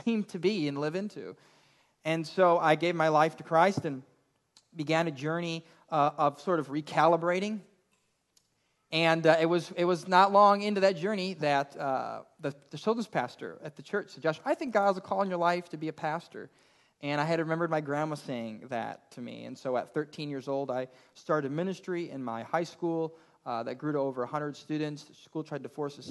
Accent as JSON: {"language": "English", "town": "Elgin", "region": "Illinois", "country": "United States", "tie": "born or raised there", "said": "I grew up in the Chicago suburbs in Elgin, Illinois"}